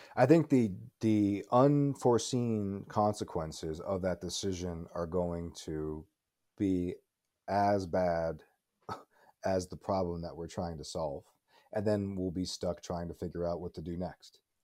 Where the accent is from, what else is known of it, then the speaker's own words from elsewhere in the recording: Tucson, Arizona, United States; also born or lived in Pittsburgh, Pennsylvania; But I grew up in Tucson. I spent, I spent most of my life in Tucson, Arizona.